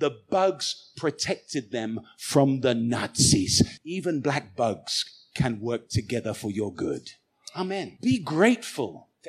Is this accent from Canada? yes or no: no; United Kingdom; now in Goiânia, Brazil; I'm a British guy. I'm living in Goiânia